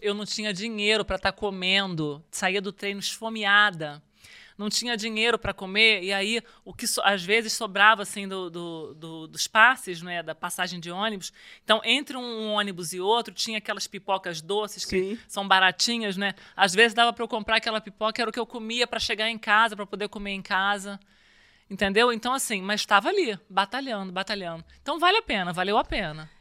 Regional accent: Rio de Janeiro, Brazil; Eu, eu nasci no Rio, comecei a jogar vôlei aos 12

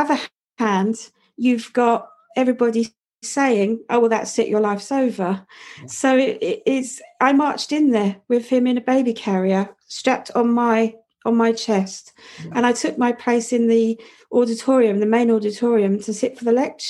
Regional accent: London, United Kingdom; growing up in Southeast London in the 70s and 80s, it was a hideously rough place

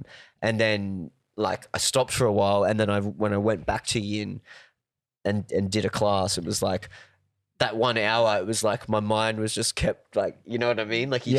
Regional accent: Cairns, Queensland, Australia; I grew up in Cairns

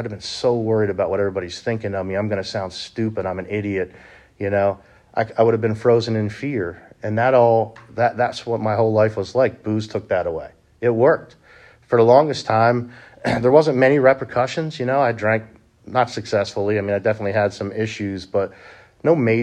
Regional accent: Honey Brook, Pennsylvania, United States; I grew up in Honeybrook, PA, not too far from here

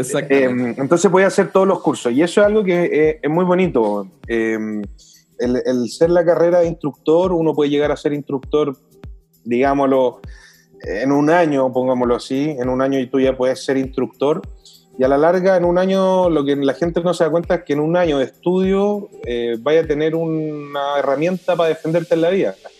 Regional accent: Chile; como buen chileno, nos tocó el agua fría

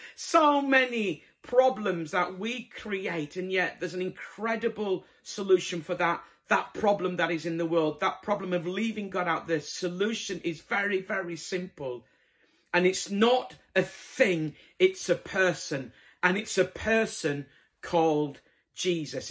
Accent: Bradford, Yorkshire and the Humber, United Kingdom; moved away; I'm originally from Bradford

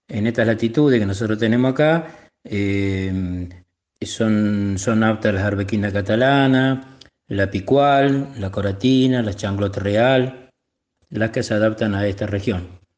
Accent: Etruria, Córdoba, Argentina; now in Mar del Plata, Argentina; Soy oriundo de la provincia de Córdoba, una localidad eh, llamada Etruria

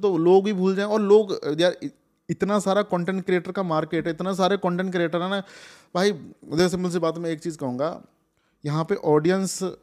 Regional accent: Rajasthan, India; मैं राजस्थान से हूँ

